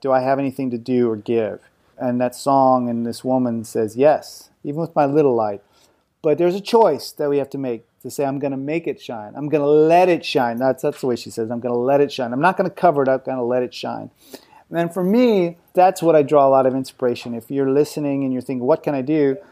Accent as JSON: {"language": "English", "country": "United States", "moved": "as an adult", "lives_now": "France", "said": "I'm an American"}